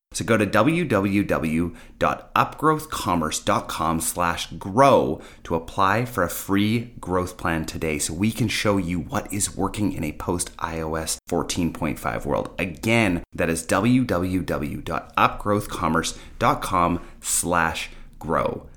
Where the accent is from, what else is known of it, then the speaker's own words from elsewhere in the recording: Canada; I am actually Canadian